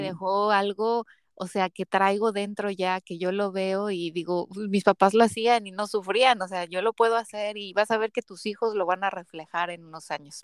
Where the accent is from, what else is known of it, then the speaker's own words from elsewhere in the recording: Mexico; soy de México